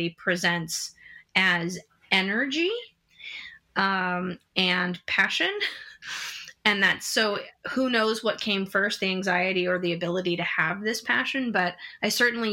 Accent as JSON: {"language": "English", "town": "San Diego", "region": "California", "country": "United States", "tie": "born or raised there", "also_born_or_lived": "Los Angeles", "moved": "as an adult", "lives_now": "New York City, United States", "said": "I grew up in San Diego, went to school in Los Angeles, then worked on the West Coast quite a bit before moving to New York City in 2005."}